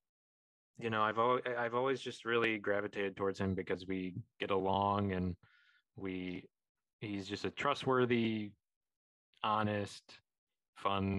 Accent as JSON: {"language": "English", "region": "Illinois", "country": "United States", "tie": "born or raised there", "said": "we didn't experience them in Illinois"}